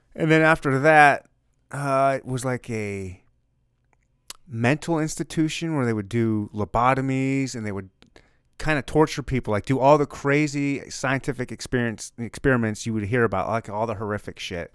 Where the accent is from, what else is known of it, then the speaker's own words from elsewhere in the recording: Missouri, United States; We're from Missouri. It's the Show Me State.